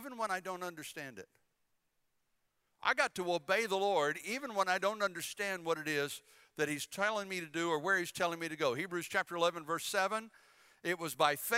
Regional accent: Bladen County, North Carolina, United States; moved away as an adult; also born or lived in Philippines; now in Hampton Roads, Virginia, United States; I'm from Bladen County

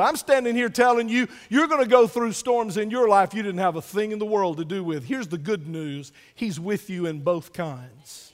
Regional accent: United States; I'm still glad to be an American

